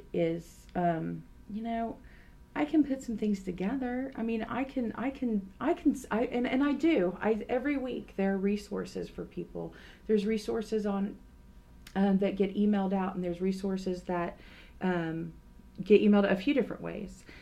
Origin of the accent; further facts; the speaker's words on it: Tulsa, Oklahoma, United States; I grew up in a church rich environment and community because I'm from Tulsa, Oklahoma.